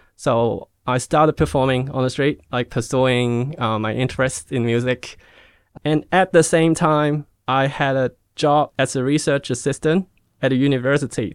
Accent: Hong Kong; moved away; also born or lived in Australia; I was born in Hong Kong and, um, I went to Australia for study till I was seventeen

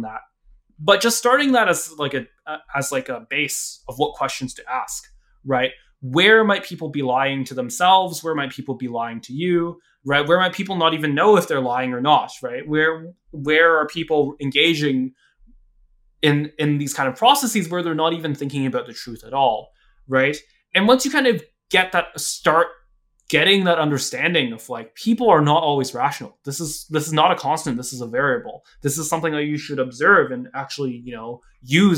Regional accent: United States; also born or lived in Hong Kong (ancestry); I was born here

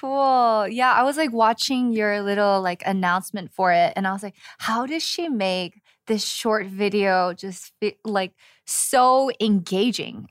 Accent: Los Angeles, California, United States; moved away as an adult; now in Seoul, South Korea; born and raised in Los Angeles

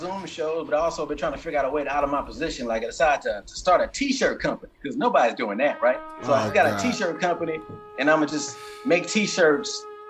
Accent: Bay Area, California, United States; now in Los Angeles, United States; I'm from the Bay Area, but I live in L.A. area.

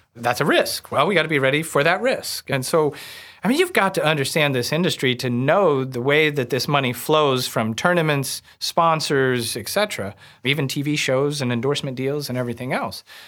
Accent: Warsaw, Missouri, United States; I grew up outside of Warsaw, Missouri, on Truman Lake

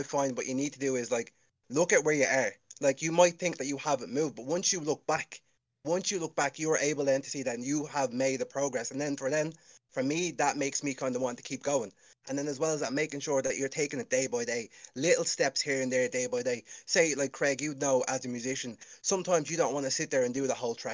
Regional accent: Ireland; I'm from Ireland.

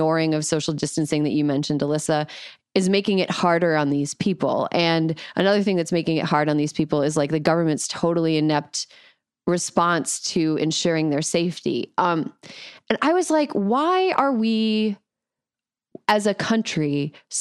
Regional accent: South Florida, United States; I'm from South Florida

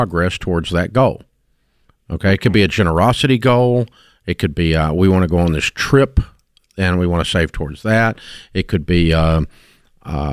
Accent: Antioch, Tennessee, United States; I'm a kid from Antioch, Tennessee

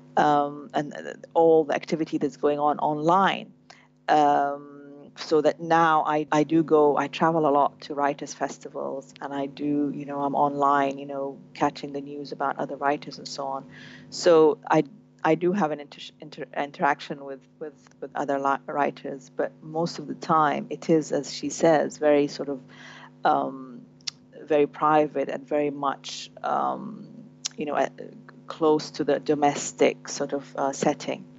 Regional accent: Sudan; born or raised there; moved away

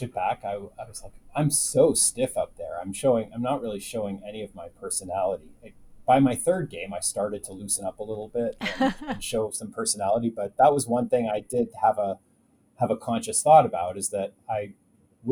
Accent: Canada; I was a big game show nut growing up in Canada

